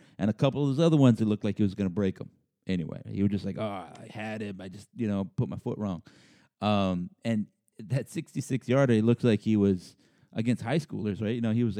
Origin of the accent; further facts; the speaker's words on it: San Antonio, Texas, United States; moved away; San Antonio, my hometown